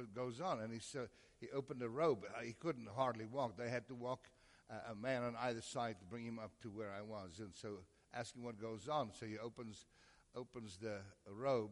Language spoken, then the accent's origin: English; South Africa; now in United States; From South Africa.